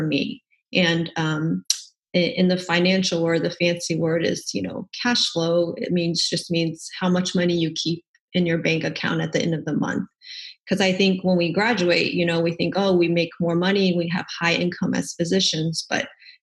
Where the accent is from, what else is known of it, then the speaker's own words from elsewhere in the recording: Dallas, Texas, United States; moved away as an adult; also born or lived in Portland, Oregon; I'm from the Dallas area here in Texas